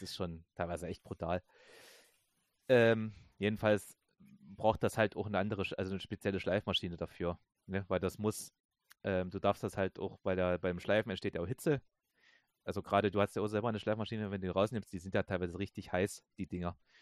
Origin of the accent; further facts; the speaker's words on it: Saxony, Germany; ich komme ja aus Sachsen